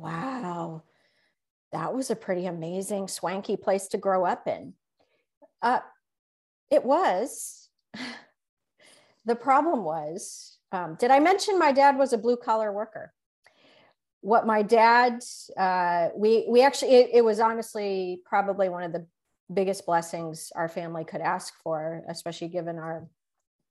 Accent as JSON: {"language": "English", "town": "Chicago", "region": "Illinois", "country": "United States", "tie": "born or raised there", "said": "I did grow up in Chicago. I spent most of my life in Chicago"}